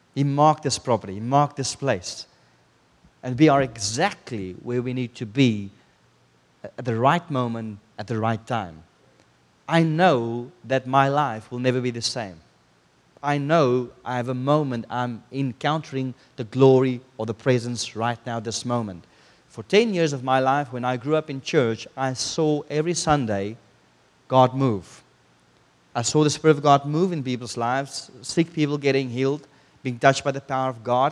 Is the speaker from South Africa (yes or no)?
yes; South Africa; moved away; I come from South Africa